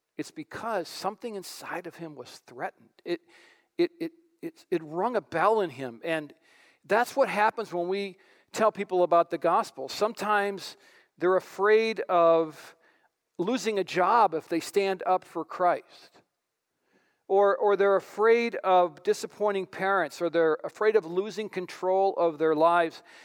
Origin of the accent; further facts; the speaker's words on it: White Bear Lake, Minnesota, United States; I grew up in White Bear Lake